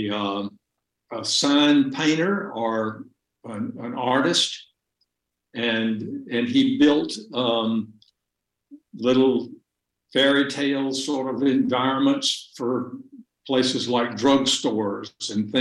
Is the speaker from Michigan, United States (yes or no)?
no; Greenville, Alabama, United States; moved away; also born or lived in Hattiesburg, Mississippi; I was born in Hattiesburg